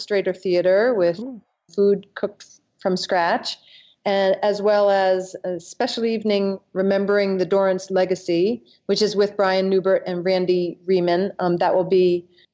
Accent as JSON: {"language": "English", "region": "Maine", "country": "United States", "moved": "yes", "said": "I'm originally from Maine"}